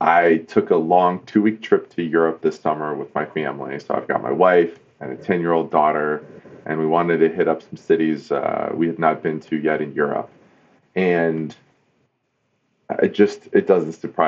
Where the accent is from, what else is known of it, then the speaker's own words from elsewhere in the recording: East Coast, United States; moved away as an adult; now in Detroit, United States; I grew up on the East Coast, and I moved to the Motor City to be a car designer